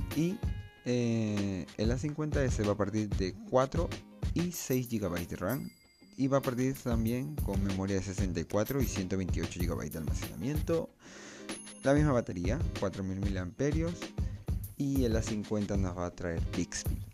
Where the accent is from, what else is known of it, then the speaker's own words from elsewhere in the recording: Peru; yo soy de Perú